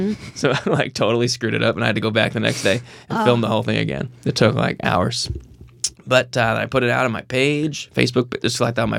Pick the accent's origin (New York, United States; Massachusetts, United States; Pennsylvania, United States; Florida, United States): Massachusetts, United States; Seekonk; I'm from like an hour south of Boston.